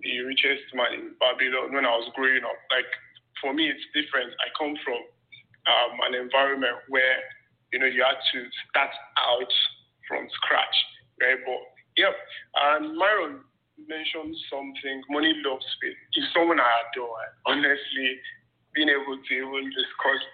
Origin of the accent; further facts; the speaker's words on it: Nigeria; I grew up in, and I was raised in Nigeria, in a struggling family